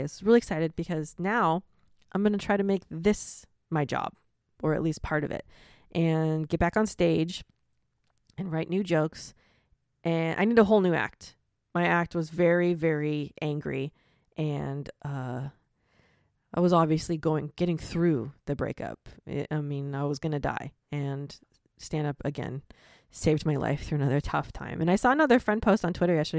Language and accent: English; Florida, United States; I'm from Florida.